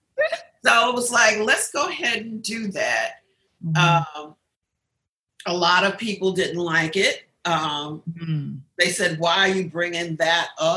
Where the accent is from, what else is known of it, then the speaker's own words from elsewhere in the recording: New York City, New York, United States; I grew up in Queensbridge Projects.